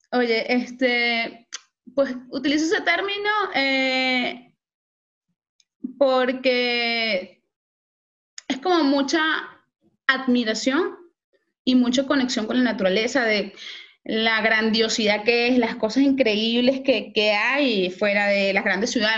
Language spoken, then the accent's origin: Spanish; Valencia, Carabobo, Venezuela; moved away; yo soy de Valencia, Venezuela